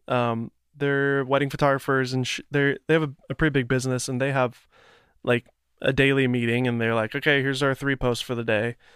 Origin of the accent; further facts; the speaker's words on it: Nashville, Tennessee, United States; I'm from Tennessee, from Nashville